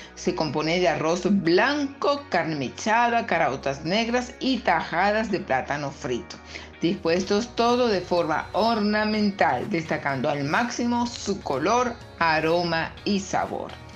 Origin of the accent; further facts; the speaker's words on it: Venezuela; mi país, Venezuela